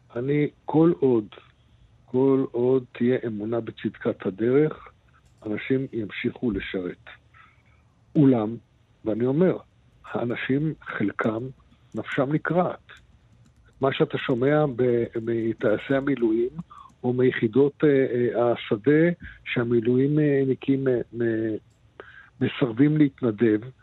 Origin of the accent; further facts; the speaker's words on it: Israel; אני נולדתי פה, אני אשאר פה ואני אסיים את חיי פה